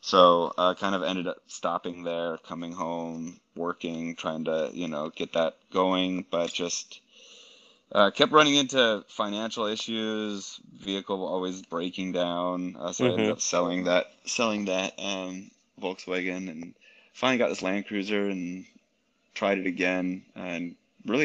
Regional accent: Minneapolis, Minnesota, United States; moved away as an adult; born and raised in Minneapolis, Minnesota

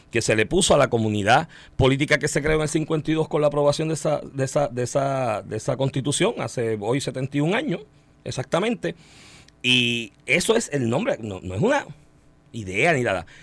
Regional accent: Puerto Rico; Desde que nos entendemos como pueblo de Puerto Rico, en el 52, instauramos nuestra primera constitución.

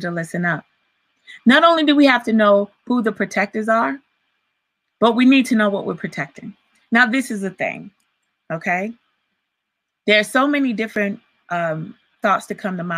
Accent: Virginia, United States; I grew up in Virginia, but all of my family's in Alabama

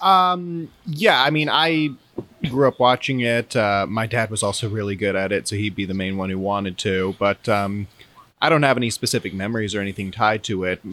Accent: Jacksonville, Florida, United States; I am from Jacksonville, Florida.

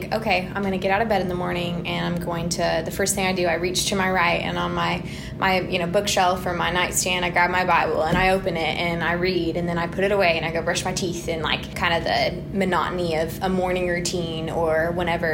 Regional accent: Weatherford, Texas, United States; moved away as an adult; also born or lived in Dallas-Fort Worth Metroplex; now in Birmingham, United States; Dallas-Fort Worth. So I'm from Weatherford, Texas. And we've moved around a little bit throughout the Metroplex

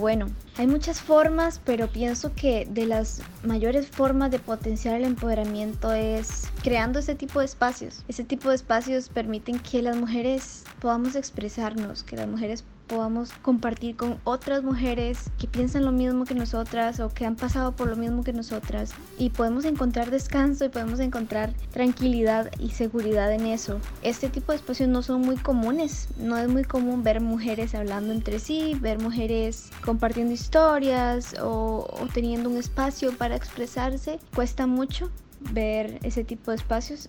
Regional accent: Cañas, Guanacaste, Costa Rica; soy de Cañas, Guanacaste

